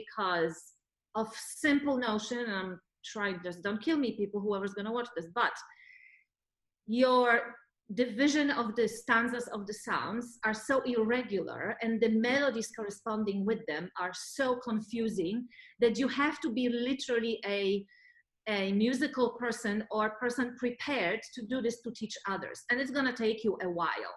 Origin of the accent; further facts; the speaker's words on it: Poland; now in Los Angeles, United States; I come from Poland